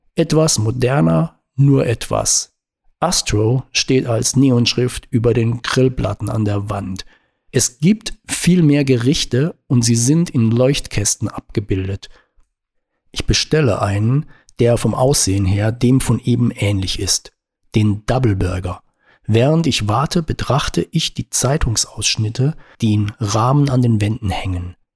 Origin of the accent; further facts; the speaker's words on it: Baden-Württemberg, Germany; Baden? Herrschaften, da komme ich her